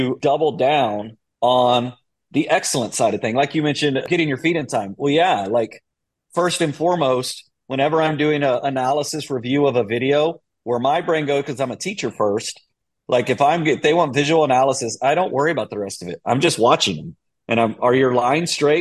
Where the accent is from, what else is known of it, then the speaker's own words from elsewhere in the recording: Austin, Texas, United States; I am from Austin